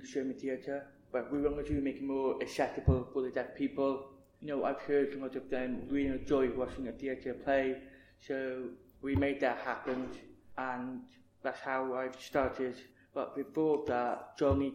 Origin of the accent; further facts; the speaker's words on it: Cardiff, Wales, United Kingdom; I'm from Cardiff. My parents from Pakistan